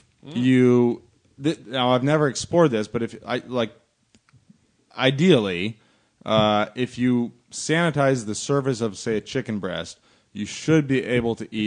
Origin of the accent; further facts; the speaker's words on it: United States; growing up in America